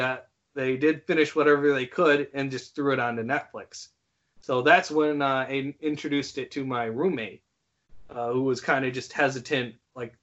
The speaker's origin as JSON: {"language": "English", "town": "Howard City", "region": "Michigan", "country": "United States", "tie": "born or raised there", "also_born_or_lived": "Grand Rapids", "said": "I moved out of my hometown of Howard City, and then entered into Grand Rapids"}